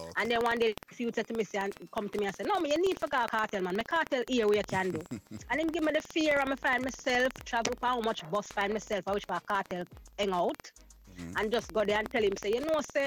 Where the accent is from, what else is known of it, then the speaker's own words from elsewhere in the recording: Spanish Town, Saint Catherine, Jamaica; I was born and raised in Spanish Town, in St. Catherine, that's in Jamaica